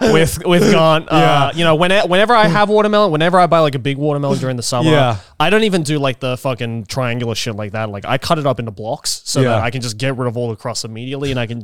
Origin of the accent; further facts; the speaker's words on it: Sendai, Miyagi, Japan; moved away; also born or lived in Australia; when I was growing up in Sendai, we had white miso.